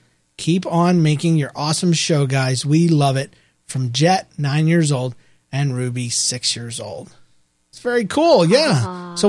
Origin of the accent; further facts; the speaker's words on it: Victoria, Australia; We're from Victoria, Australia, and cool. We love listening to your show.